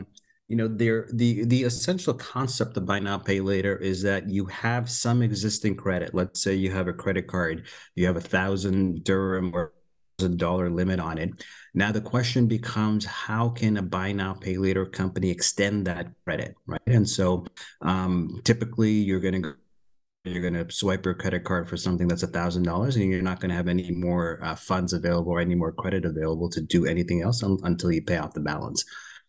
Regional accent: Canada; moved away as an adult; also born or lived in Pakistan; now in United States; I was born in Pakistan. I moved when I was fairly early, about 4 years old, moved to Canada, grew up in Canada. And then for the last 20, 22 years, I've been in the US, San Francisco, New York, Boston

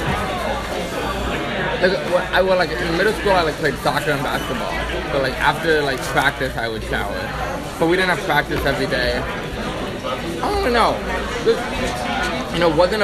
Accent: New York City, New York, United States; moved away as an adult; now in Chicago, United States; I'm from New York City

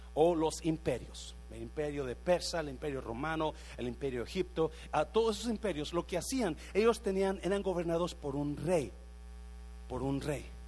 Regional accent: Mexico

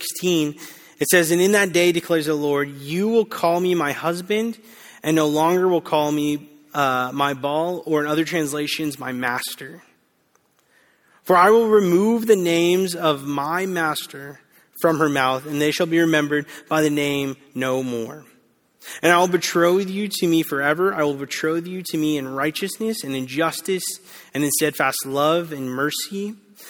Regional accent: Bakersfield, California, United States; now in Southern California, United States; I didn't grow up in Southern California. I actually grew up in the Central Valley, Bakersfield. And I loved growing up in Bakersfield

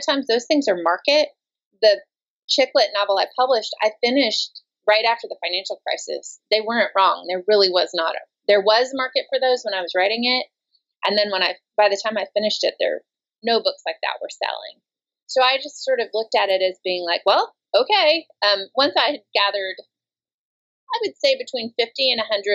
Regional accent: Arkansas, United States; I'm from Arkansas

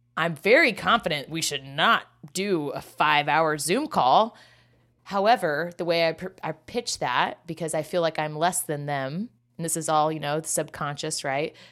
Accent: Kansas, United States; growing up in Kansas.

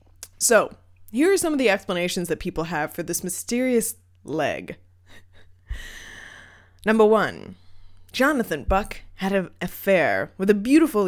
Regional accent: New Hampshire, United States; now in Maine, United States; I'm from New Hampshire, so I'm from away. They'll never accept me.

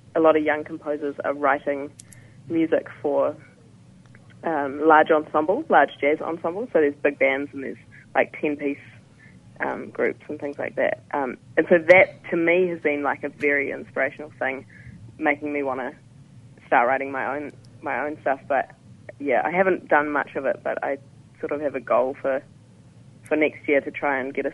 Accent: Nelson, New Zealand; moved away as an adult; now in Wellington, New Zealand; I'm from Nelson

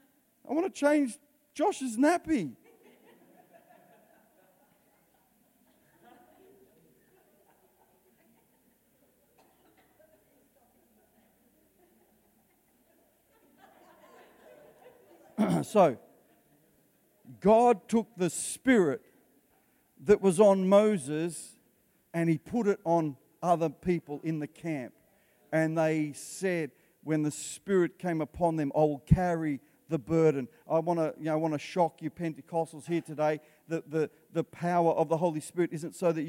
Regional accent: Australia; I'm Italian background. I've lived in Australia. I was born in Australia and I can speak for Australians

